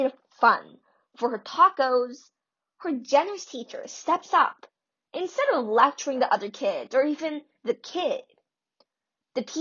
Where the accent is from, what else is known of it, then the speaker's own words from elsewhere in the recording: United States; I'm Korean American